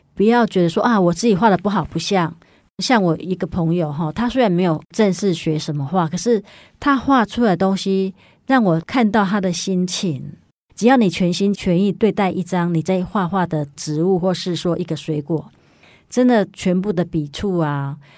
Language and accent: Chinese; Yilan County, Taiwan; moved away; 我回宜兰的时候呢，因为我是宜兰人嘛，然后有时候会回去看爸， 爸爸妈妈